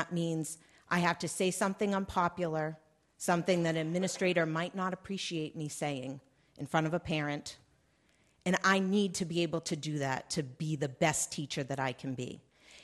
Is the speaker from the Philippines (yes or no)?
no; Massachusetts, United States; I'm from the Commonwealth of Massachusetts, which I'm very proud to say is number one in the country